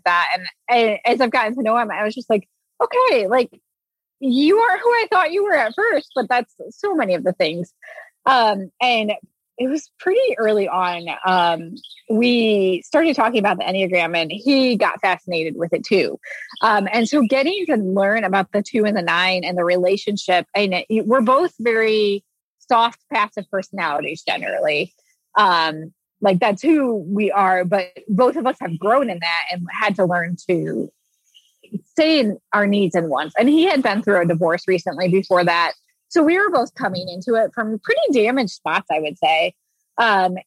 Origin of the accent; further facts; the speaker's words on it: Indiana, United States; now in Indianapolis, United States; we grew up in Indiana where you're supposed to get married at 22 and have kids.